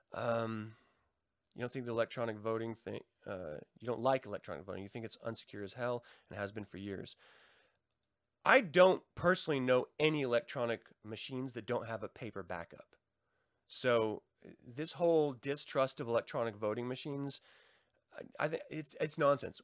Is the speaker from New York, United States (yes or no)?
no; Tacoma, Washington, United States; I was born in Tacoma, Washington, in Fort Lewis